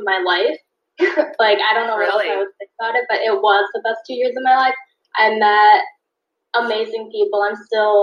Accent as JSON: {"language": "English", "town": "Chicago", "region": "Illinois", "country": "United States", "tie": "born or raised there", "said": "I lived in Chicago my whole life, pretty much"}